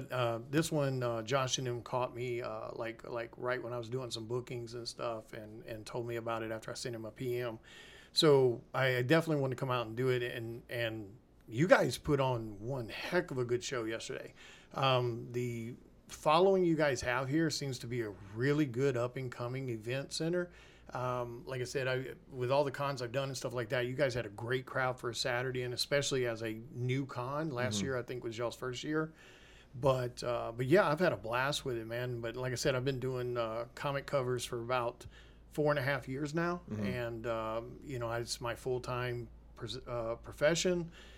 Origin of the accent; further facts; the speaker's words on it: Mississippi, United States; born there; also born or lived in Memphis; I was born in North Mississippi, and I spent a lot of my time around Memphis and things like that.